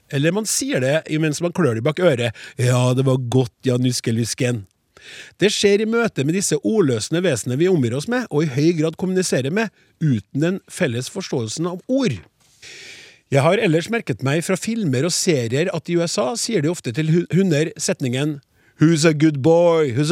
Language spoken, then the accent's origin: Norwegian; Innlandet, Norway; I Solør, der jeg kommer fra, sier vi Narne.